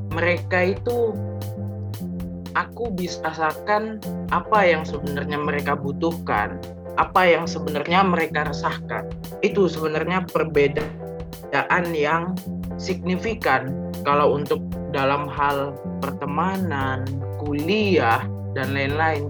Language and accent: Indonesian; Bontang, East Kalimantan, Indonesia; moved away as an adult; now in Surabaya, Indonesia; Aku kelahiran Bontang, Kalimantan Timur